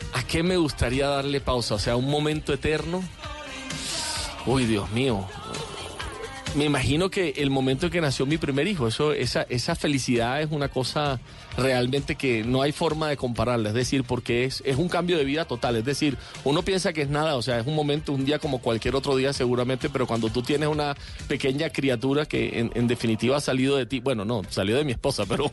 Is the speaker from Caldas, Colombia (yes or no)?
no; Barranquilla, Atlántico, Colombia; soy barranquillero